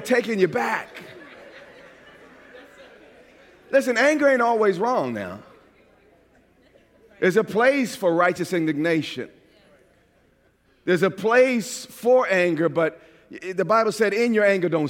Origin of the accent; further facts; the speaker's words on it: New York, United States; accent: New York; moved away as an adult; I've been out of New York for over 20 years. Get me mad enough, though, all of a sudden my New York accent is right back.